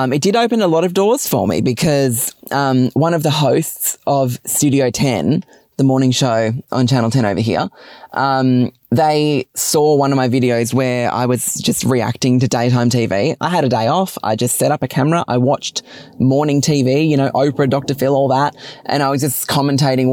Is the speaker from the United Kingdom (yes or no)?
no; Bogan Gate, New South Wales, Australia; now in Sydney, Australia; I grew up in a town called Bogan Gate, super tiny, super rural